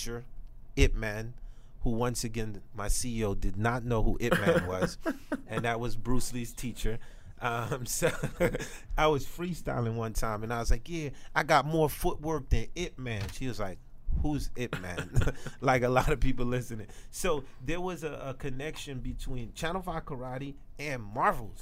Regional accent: Haiti; I'm from Haiti

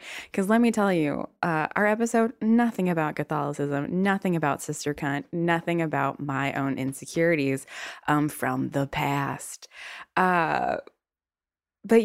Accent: the South, United States; accent: Southern; I am from the South. So I have, yes, been hiding my southern accent for a very long time

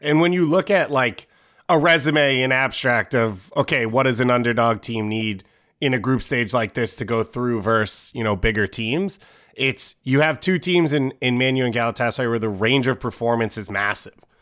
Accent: United States; as American

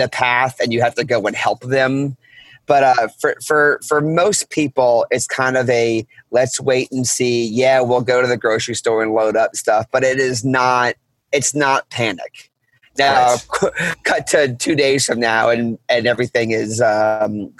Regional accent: New Orleans, Louisiana, United States; I'm born and raised in New Orleans. I lived here most of my life

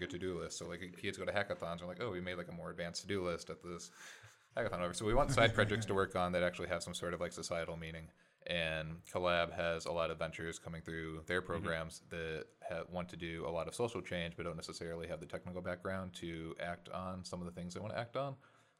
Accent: Connecticut, United States; I grew up in Connecticut for most of my life. My parents have been here most of their lives.

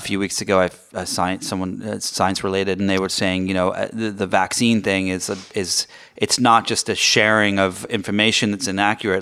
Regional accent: England, United Kingdom; now in United States; I grew up in England

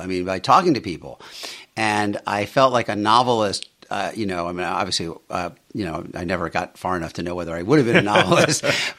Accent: Queens, New York, United States; Yeah, I grew up in Bayside, Queens. My dad was an electrician.

